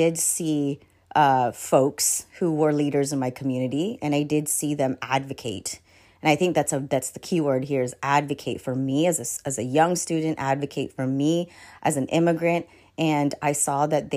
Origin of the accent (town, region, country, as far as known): Tacoma, Washington, United States; born or raised there; also born or lived in Philippines